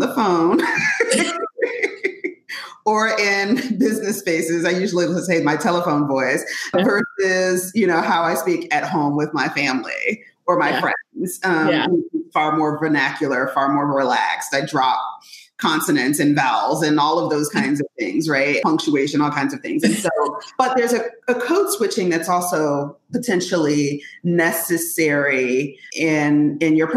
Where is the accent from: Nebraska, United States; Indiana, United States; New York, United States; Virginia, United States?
Virginia, United States; Richmond; I grew up in Richmond